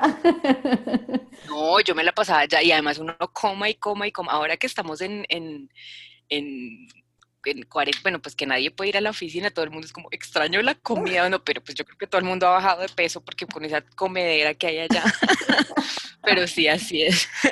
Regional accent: Bogotá, Colombia; soy una mujer colombiana de Bogotá

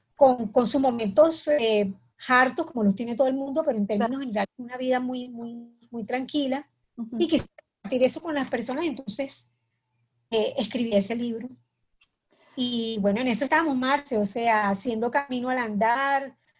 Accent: Cartagena, Bolívar, Colombia; moved away as an adult; also born or lived in Bogotá; yo soy cartagenera, nací en Cartagena

